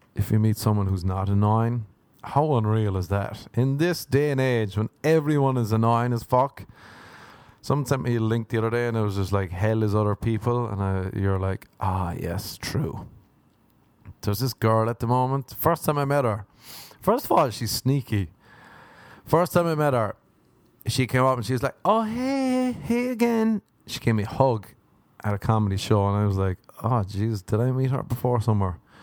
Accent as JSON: {"language": "English", "country": "Ireland", "moved": "yes", "said": "is being Irish"}